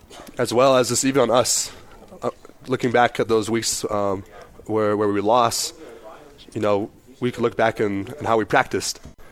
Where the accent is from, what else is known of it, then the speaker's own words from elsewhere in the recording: Provo, Utah, United States; also born or lived in Salt Lake City, Utah; I was born up in Salt Lake where my dad was coaching up at Utah at the time. Then moving here to Provo, becoming a true blue BYU Cougar